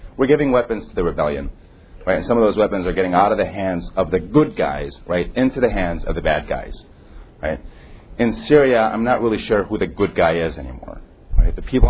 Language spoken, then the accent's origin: English; United States; I always like to gloat about this as an American.